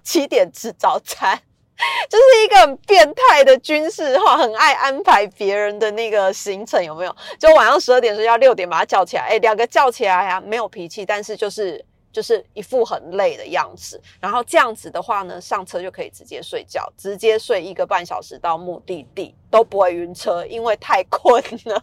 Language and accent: Chinese; Taiwan; 因为我自己小时候是在乡下长大的